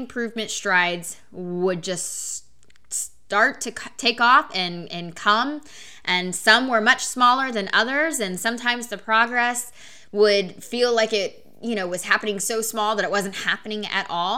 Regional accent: Oklahoma, United States; born or raised there

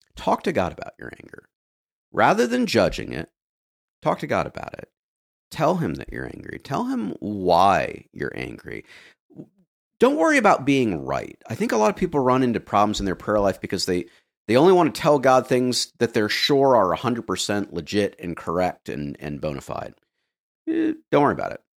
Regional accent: the American South, United States; as a Southerner

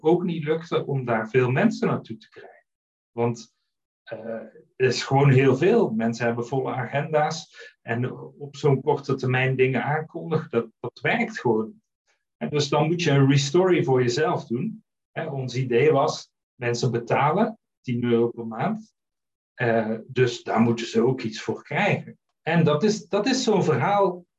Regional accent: Netherlands; moved away as an adult; also born or lived in Flanders, Belgium; now in Belgium; Ik ben een Nederlander die eh, uitgeweken is naar eh, Vlaanderen. Ik woon hier nu 15 jaar.

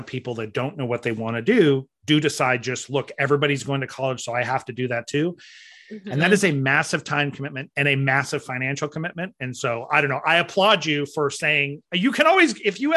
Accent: Southern California, United States; now in Kansas City, United States; I grew up in Southern California

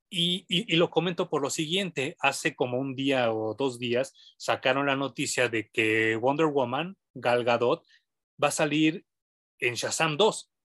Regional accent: Mexico City, Mexico; yo crecí en Barrio Bajo, yo, yo soy de la San Rafael

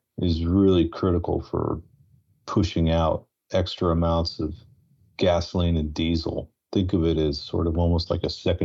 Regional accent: outside Chicago, Illinois, United States; I was born outside Chicago

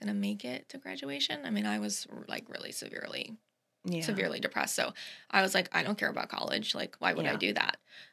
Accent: Ocala, Florida, United States; also born or lived in St. Augustine, Florida; I was born in St. Augustine, but we moved here when I was two. So basically, I was born here in Ocala

